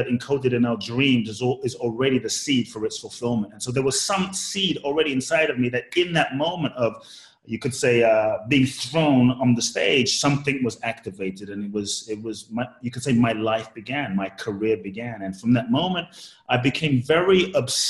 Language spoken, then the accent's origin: English; London, United Kingdom; also born or lived in Ghana; I grew up in London